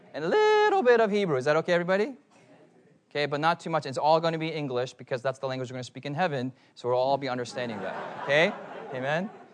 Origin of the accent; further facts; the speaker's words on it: United States; I'm an American